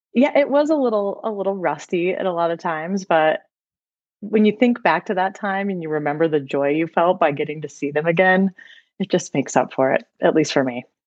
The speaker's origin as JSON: {"language": "English", "region": "Ohio", "country": "United States", "tie": "born or raised there", "said": "I grew up in Ohio"}